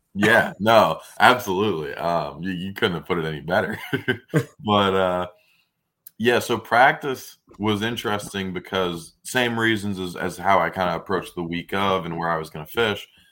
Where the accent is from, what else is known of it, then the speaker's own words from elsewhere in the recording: Brielle, New Jersey, United States; I grew up in Brielle, New Jersey